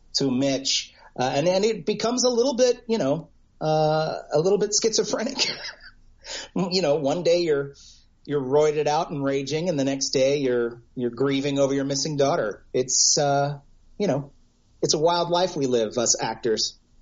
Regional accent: United States

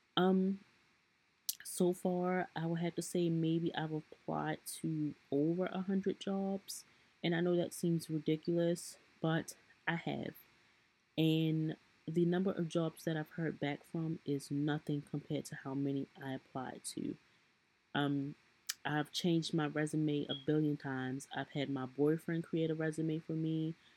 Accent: Baltimore, Maryland, United States; I am from Baltimore, Maryland.

